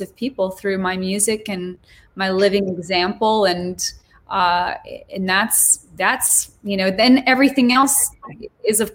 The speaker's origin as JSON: {"language": "English", "region": "Montana", "country": "United States", "tie": "born or raised there", "also_born_or_lived": "Switzerland", "moved": "yes", "said": "growing up in Montana"}